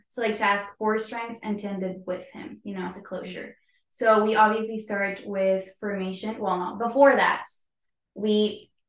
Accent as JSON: {"language": "English", "country": "Mexico", "moved": "as an adult", "lives_now": "Atlanta, United States", "said": "I'm from Mexico, and this is my first year here as a missionary"}